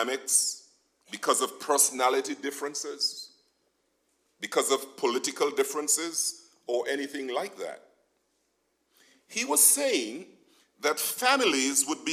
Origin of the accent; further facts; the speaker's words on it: Nevis, St. Kitts & Nevis; moved away; Now, growing up in Nevis